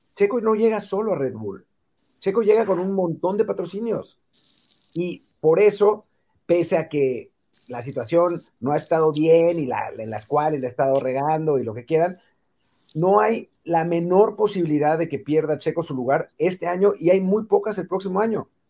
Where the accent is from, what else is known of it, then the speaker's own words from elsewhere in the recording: Mexico; somos mexicanos